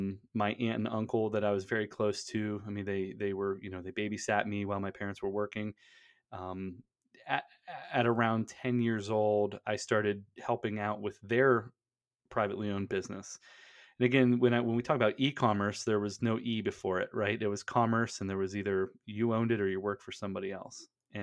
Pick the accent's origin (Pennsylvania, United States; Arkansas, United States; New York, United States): Pennsylvania, United States; I grew up in Western Pennsylvania, kind of, you know, white trash, redneck capital of the Northeast.